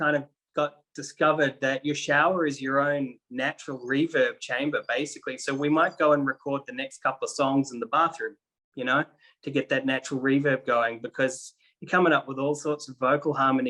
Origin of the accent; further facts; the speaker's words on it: New Zealand; now in Sydney, Australia; I'm from New Zealand.